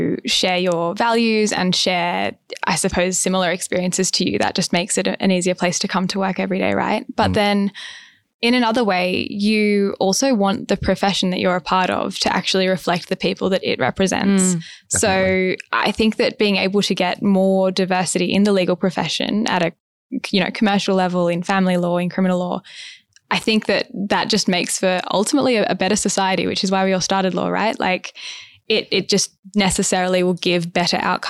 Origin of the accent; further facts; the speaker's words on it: Australia; growing up in Australia